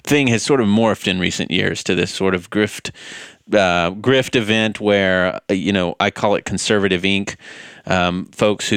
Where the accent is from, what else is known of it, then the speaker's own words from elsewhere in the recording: White House, Texas, United States; moved away as an adult; now in Boston, United States; Born and raised in East Texas. Grew up in White House